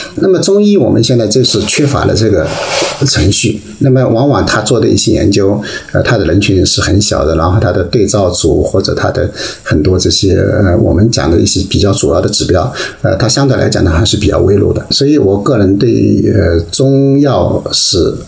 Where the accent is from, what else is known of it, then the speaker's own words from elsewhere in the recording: Wuxi, Jiangsu, China; now in Essen, Germany; 在无锡在我们家乡